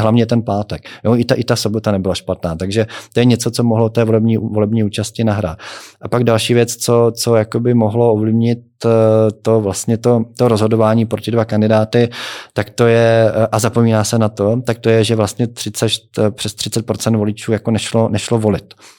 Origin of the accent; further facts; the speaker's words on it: Czechia; jako Češi